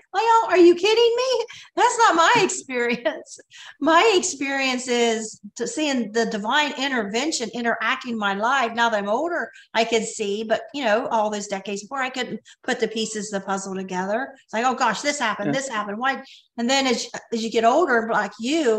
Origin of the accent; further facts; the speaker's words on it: Ohio, United States; moved away as an adult; also born or lived in Michigan; We're from Ohio.